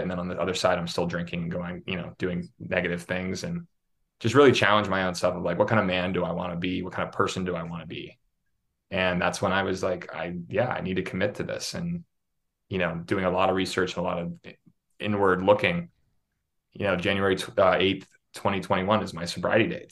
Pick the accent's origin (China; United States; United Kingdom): United States; Pittsburgh, Pennsylvania; moved away as an adult; also born or lived in Syracuse, New York / Los Angeles / New York City; I grew up in Pittsburgh, Pennsylvania